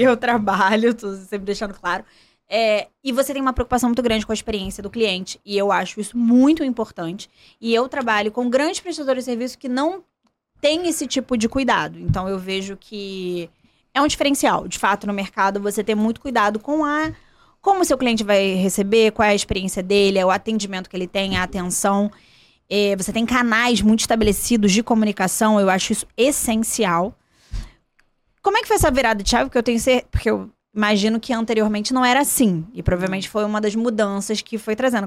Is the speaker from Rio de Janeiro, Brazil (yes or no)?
yes; Volta Redonda, Rio de Janeiro, Brazil; da minha cidade, do sul do estado